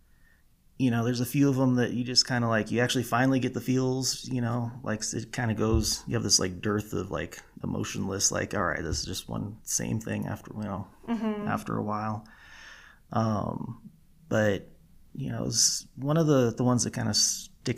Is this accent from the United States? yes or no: yes; California, United States; moved away as an adult; I was born and raised in California